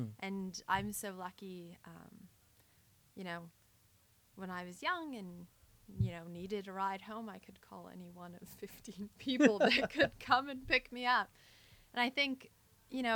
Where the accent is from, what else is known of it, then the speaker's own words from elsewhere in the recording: Alberta, Canada; now in Ontario, Canada; I grew up in Alberta